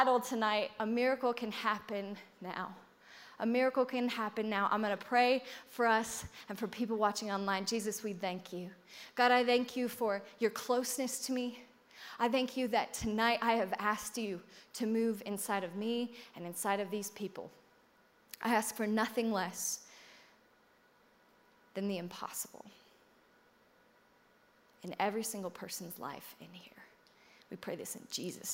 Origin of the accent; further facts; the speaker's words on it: United States; I'm so American